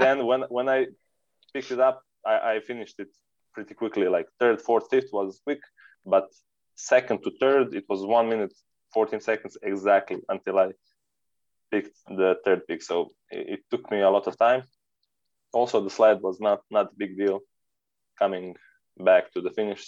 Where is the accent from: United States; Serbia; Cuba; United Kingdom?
Serbia; We are from Serbia